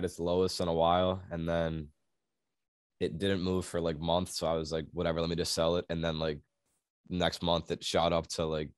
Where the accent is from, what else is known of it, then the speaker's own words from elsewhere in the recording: Massachusetts, United States; I'm from Mass like him